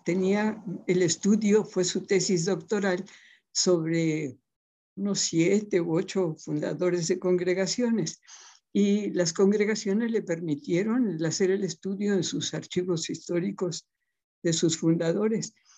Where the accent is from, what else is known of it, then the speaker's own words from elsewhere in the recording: Papantla, Veracruz, Mexico; also born or lived in Puebla; now in Guadalajara, Mexico; nací en un pueblito precioso de esos mágicos del estado de Veracruz, de la Huasteca veracruzana que se llama Papantla